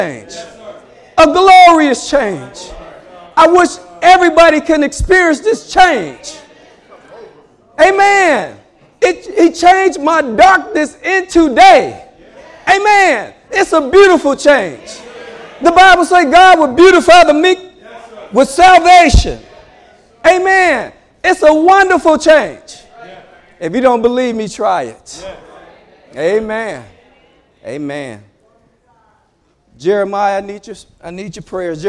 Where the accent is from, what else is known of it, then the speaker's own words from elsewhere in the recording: Chicago, Illinois, United States; I was born and raised in Chicago. I came from the streets of Chicago